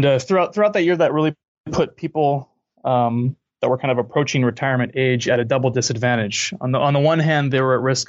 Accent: California, United States; moved away; also born or lived in Cologne, Germany / New York; I grew up in California

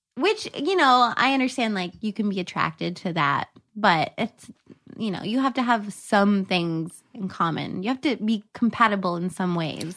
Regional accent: the South, United States; I'm from the South

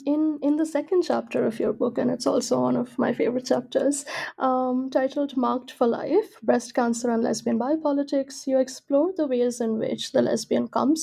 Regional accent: India; I'm from India, and there are not many or any lesbian bars that I know

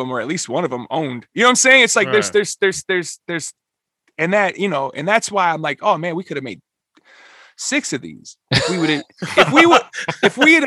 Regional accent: Minneapolis, Minnesota, United States; I'm from Minneapolis

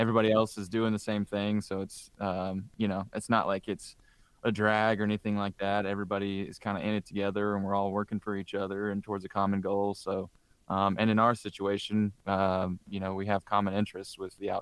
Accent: Southern Indiana, United States; growing up in Southern Indiana

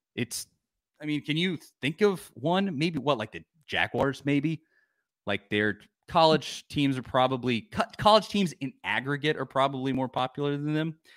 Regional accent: Nashville, Tennessee, United States; I was born in Nashville.

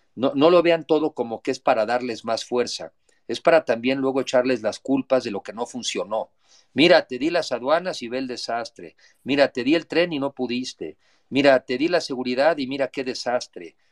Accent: Mexico; antes que nada soy mexicano

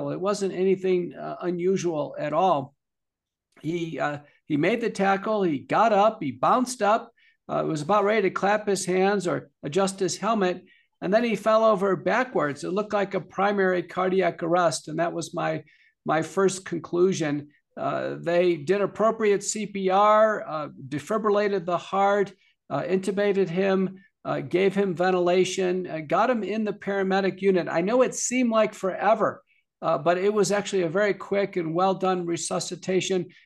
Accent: Buffalo, New York, United States; moved away; many of your listeners know I'm originally from Buffalo, New York

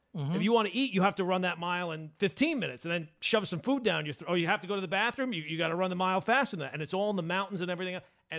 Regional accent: New York, United States; I've heard that I do sound like Ed Burns. We're both from Long

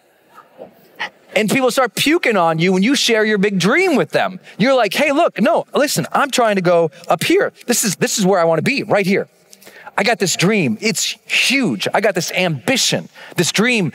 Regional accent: Montana, United States; I'm from Montana

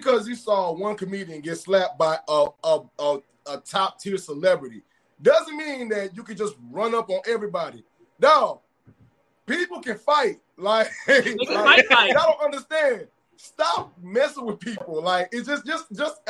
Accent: Texas, United States; I'm from Texas

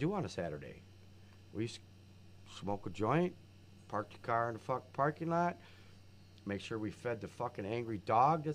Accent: Fort Wayne, Indiana, United States; my high school years, I grew up in Fort Wayne, Indiana.

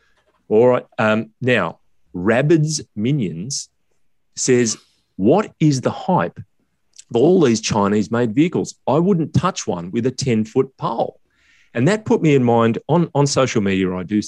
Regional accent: South Africa; As a South African, I can't wait for a cheaper version of the Ranger Raptor.

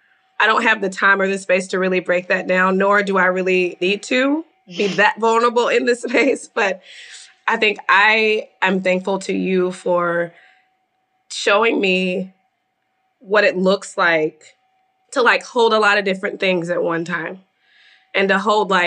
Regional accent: the South, United States; we're from the South. Like, this is how I grew up.

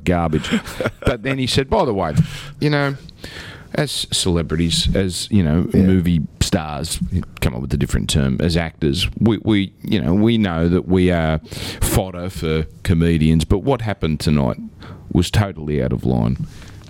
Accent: Australia; I've never been prouder of being an Australian

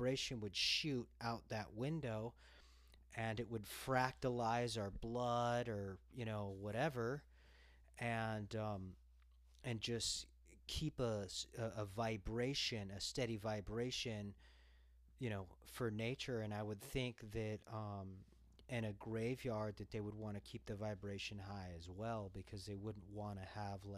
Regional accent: Los Angeles, California, United States; moved away; I'm from Los Angeles

